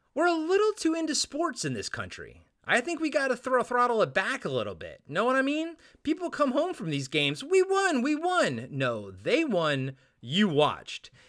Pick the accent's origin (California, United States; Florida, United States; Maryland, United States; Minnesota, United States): Maryland, United States; I'm from Maryland.